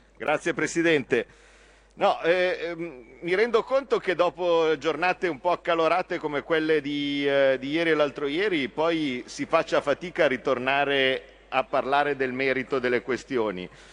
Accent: Lake Como, Lombardy, Italy; io che vengo dal lago di Como

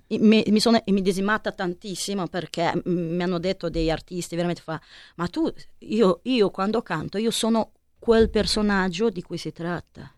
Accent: Milan, Lombardy, Italy; Mi sono milanese

